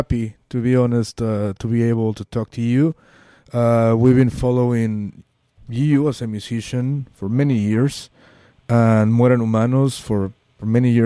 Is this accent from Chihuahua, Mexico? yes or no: no; Mexico City, Mexico; I'm from Mexico City, so, you know, like you, I grew up listening to music in English